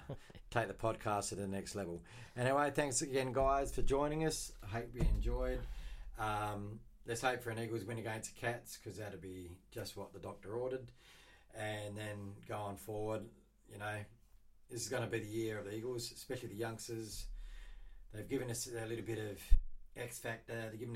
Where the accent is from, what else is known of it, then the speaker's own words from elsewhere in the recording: Australia; as an Aussie, we all love our cricket